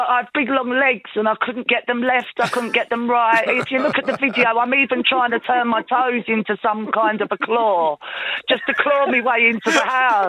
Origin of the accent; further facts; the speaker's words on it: Ballycroy, Connacht, Ireland; moved away; Very proud of my Mayo roots.